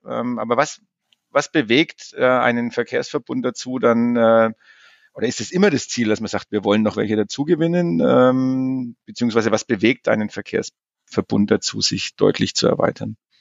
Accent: Germany; bei uns in Deutschland

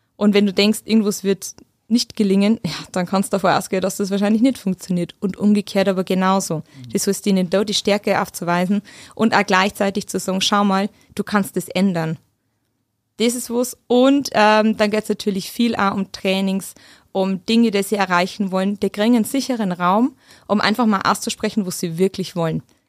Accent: Mitterhöll, Upper Palatinate, Bavaria, Germany; accent: Oberpfälzisch; moved away as an adult; also born or lived in Munich / Vienna / Hamburg / Heidelberg; now in Stuttgart, Germany; ich bin aus Mitterhöll, das ist die Dreiskerzone zwischen Ober- und Unterhöll.

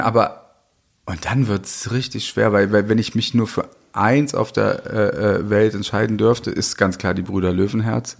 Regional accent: West Germany, Germany; ich bin ja in Westdeutschland groß geworden

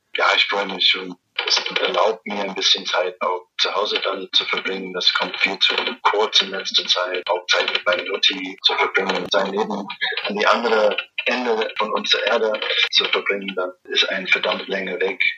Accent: New Zealand; German is a second language; now in Erfurt, Germany; komme ich aus Neuseeland

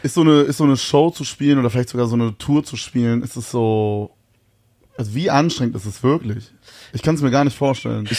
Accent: Königs Wusterhausen, Brandenburg, Germany; also born or lived in Berlin; Ich komme aus Königs Wusterhausen.

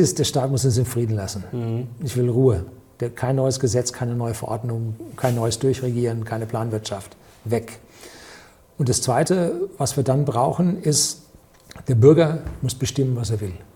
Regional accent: Germany; wir als Deutsche

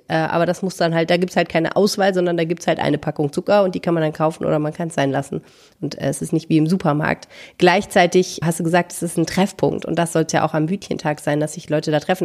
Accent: Hamburg, Germany; now in Düsseldorf, Germany; Ich bin ja Hamburger sozialisiert, bei mir heißt das Kiosk

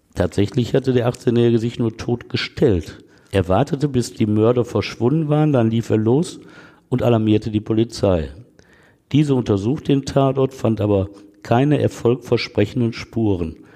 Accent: Essen, North Rhine-Westphalia, Germany; In meiner Heimatstadt Essen

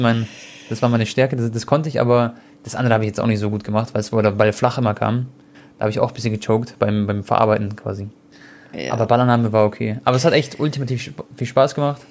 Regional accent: Germany; ich bin Deutscher, Deutsch-Kroate

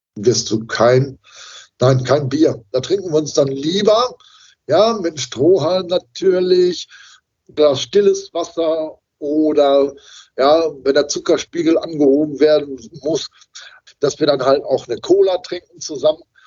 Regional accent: Dorsten, North Rhine-Westphalia, Germany; in meinem Heimatort in Dorsten

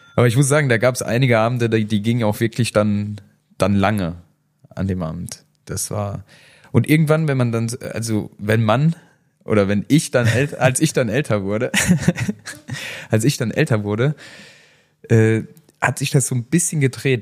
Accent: Saarland, Germany; bei uns im Saarland

